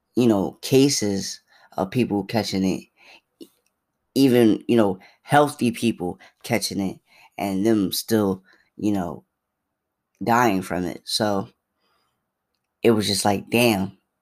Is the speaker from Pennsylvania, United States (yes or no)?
yes; Philadelphia, Pennsylvania, United States; I'm from Philly